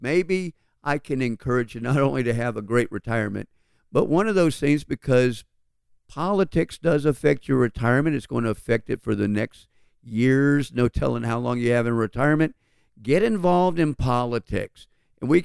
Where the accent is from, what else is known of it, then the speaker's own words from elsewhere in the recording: Atlanta, Georgia, United States; We grew up right here in Atlanta